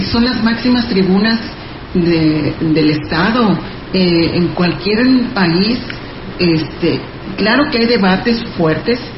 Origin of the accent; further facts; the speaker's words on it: Mexico; qué bajo hemos caído como mexicanos.